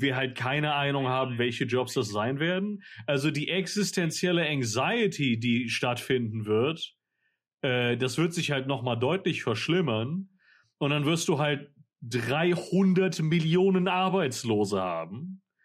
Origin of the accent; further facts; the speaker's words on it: Mallorca, Balearic Islands, Spain; das Dorf, wo halt auf Mallorca, wo ich aufgewachsen bin